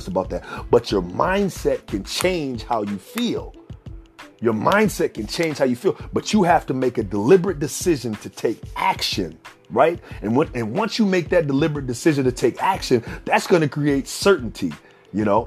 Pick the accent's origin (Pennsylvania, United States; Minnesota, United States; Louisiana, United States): Minnesota, United States; Minneapolis; I grew up in Minneapolis, Minnesota